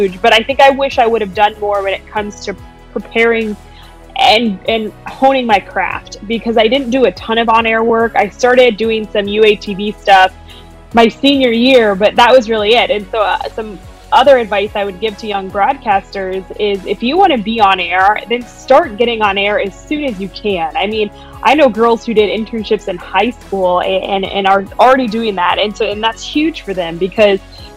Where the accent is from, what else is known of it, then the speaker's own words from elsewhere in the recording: Golden, Colorado, United States; moved away as an adult; also born or lived in Fayetteville, Arkansas; now in Chicago, United States; I'm originally from Golden, Colorado